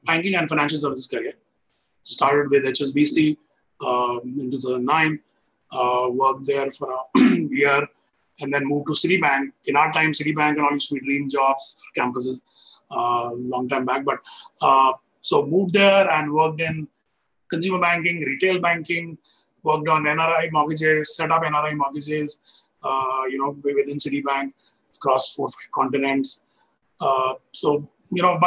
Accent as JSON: {"language": "English", "region": "Delhi", "country": "India", "tie": "born or raised there", "said": "I was born and brought up in Delhi in a middle-class family."}